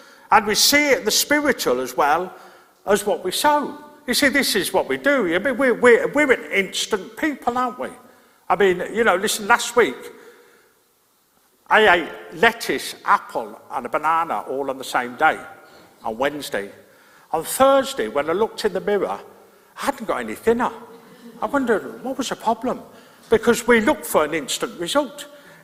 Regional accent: Birmingham, West Midlands, United Kingdom; moved away; I grew up in Birmingham

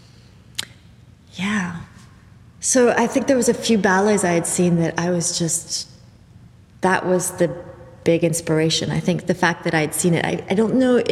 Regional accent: Vancouver, British Columbia, Canada; also born or lived in Montreal / Madrid / Netherlands; Grew up here in Vancouver, and I danced here for years.

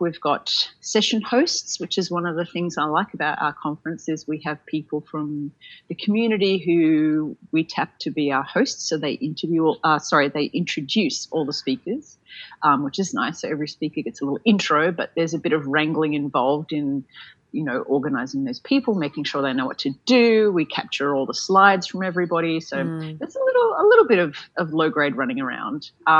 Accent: Sydney, New South Wales, Australia; at the time I was from Sydney, he was from Melbourne.

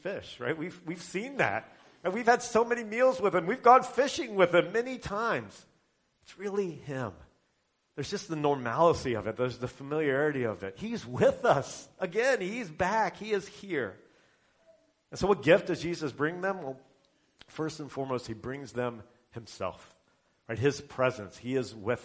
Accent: Indiana, United States; I'm from Indiana

